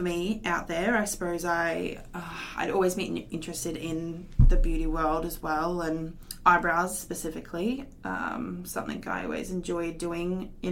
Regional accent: Mackay, Queensland, Australia; I was born in Mackay, lived here my whole life

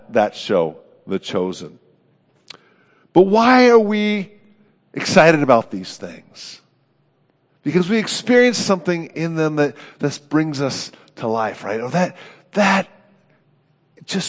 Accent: Oakland, California, United States; moved away; my hometown of Oakland.

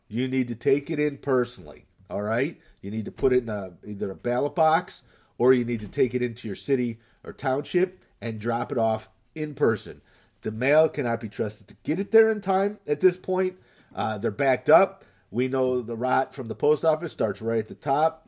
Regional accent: Northville, United States; my hometown, um, Northville

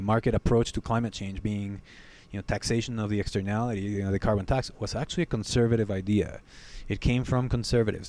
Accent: Guatemala; moved away as an adult; now in United States; I grew up in Guatemala

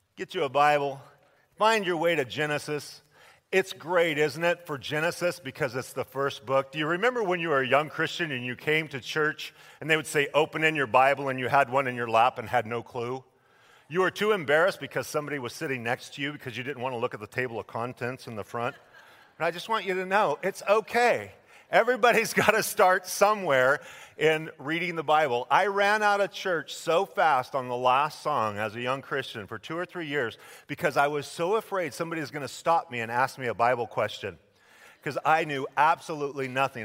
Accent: Idaho, United States; my home state of Idaho

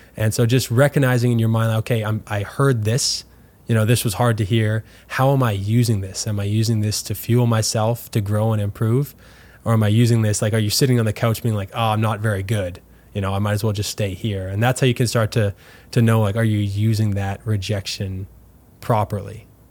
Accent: Winnipeg, Manitoba, Canada; also born or lived in LaSalle, Manitoba; now in St. Louis, United States; growing up in Winnipeg

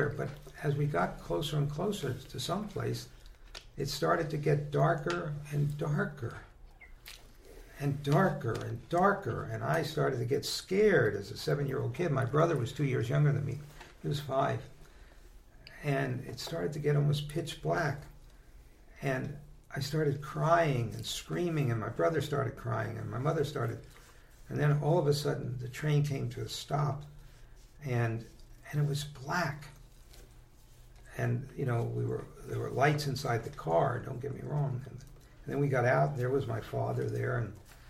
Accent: Brooklyn, New York, United States; born there; So I was born in Brooklyn at number 10 Argyle, about a couple blocks from Prospect Park.

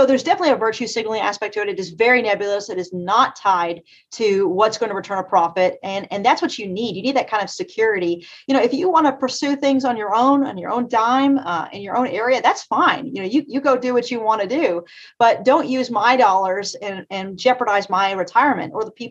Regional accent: Eastern Kentucky, United States; I'm from Eastern Kentucky. I'm ninth generation in the mountains of Eastern Kentucky. I'm from the coal fields, as we call it

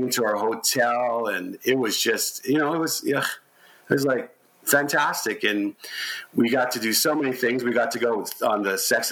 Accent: Canada; We're from Canada

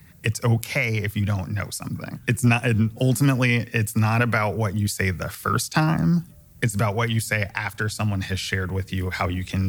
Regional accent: Chicago, Illinois, United States; moved away; I'm originally from Chicago.

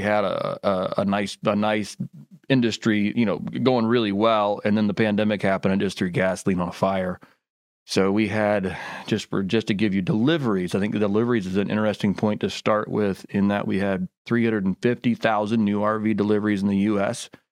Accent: Indiana, United States; now in Memphis, United States; I grew up in Indiana

